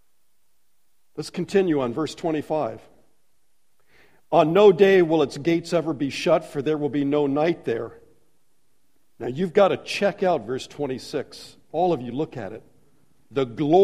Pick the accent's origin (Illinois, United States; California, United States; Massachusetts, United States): California, United States; Los Angeles; moved away as an adult; now in Warsaw, Indiana, United States; Jan and I were born and raised in Los Angeles